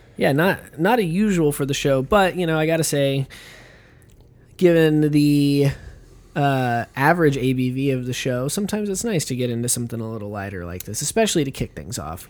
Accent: United States; an American moviegoer

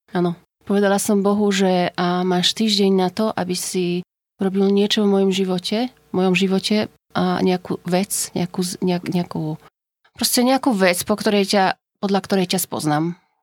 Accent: Poland; Slovak is a second language; moved away as an adult; now in Slovakia; čo prezradza môj pôvod, som z Polska. Na Slovensku bývam už asi nejakých 18 rokov

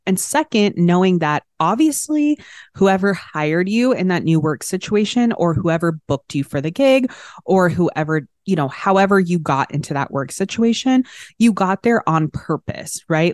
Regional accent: Arlington, Texas, United States; I grew up in Arlington, Texas, outside of Dallas.

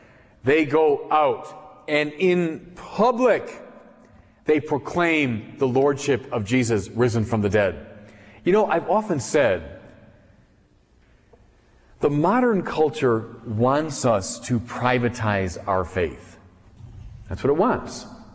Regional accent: Chicago, Illinois, United States; I'm a Chicagoan.

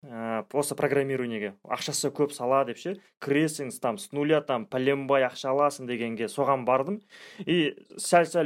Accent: Zhalagash District, Kyzylorda Region, Kazakhstan; also born or lived in Astana; ну мен өзім ә … тағы да айта салайын ә, сол қызылорда облысы жалағаш ауданынанмын

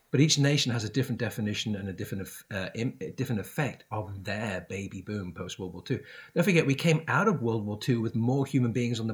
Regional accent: United Kingdom; I grew up in Great Britain. Great Britain's a great country

